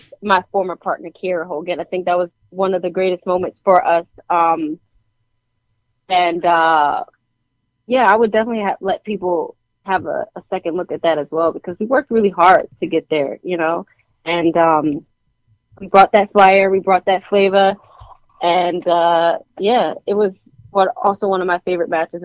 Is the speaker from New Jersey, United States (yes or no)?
yes; New Jersey, United States; I'm from Jersey